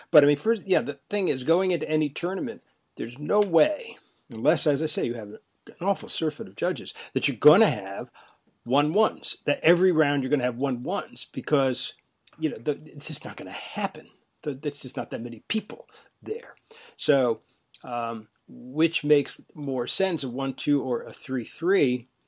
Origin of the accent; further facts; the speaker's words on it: Northeast, United States; I'm from the Northeast